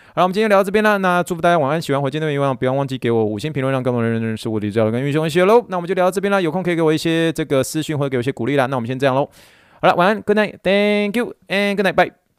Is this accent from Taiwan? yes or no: yes; Taiwan; moved away; 你一方面你身为台湾人